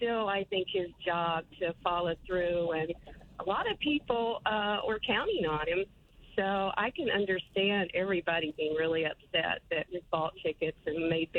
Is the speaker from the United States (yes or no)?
yes; North Carolina, United States; moved away; I was born and raised in North Carolina